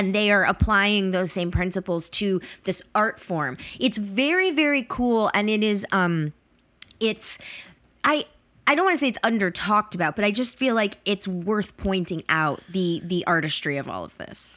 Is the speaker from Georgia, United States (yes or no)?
yes; Atlanta, Georgia, United States; I grew up in Atlanta